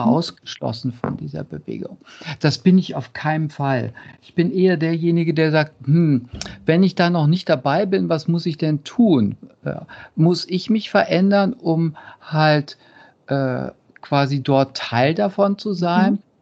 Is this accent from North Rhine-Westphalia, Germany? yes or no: yes; Cologne, North Rhine-Westphalia, Germany; ich komme aus Köln